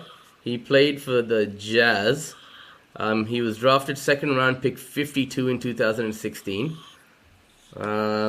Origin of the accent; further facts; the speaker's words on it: Chennai, Tamil Nadu, India; now in Australia; my hometown of Madras or Chennai